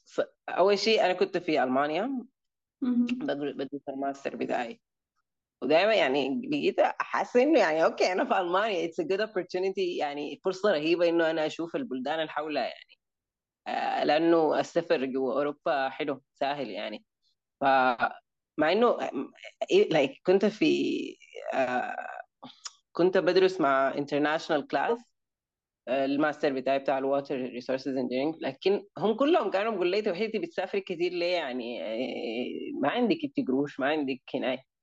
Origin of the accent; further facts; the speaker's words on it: Sudan; moved away; also born or lived in United Arab Emirates / Germany; انا من السودان آه, عشت حياتي يعني اتولدت في الامارات لكن عشت نص حياتي في الس... يعني في السودان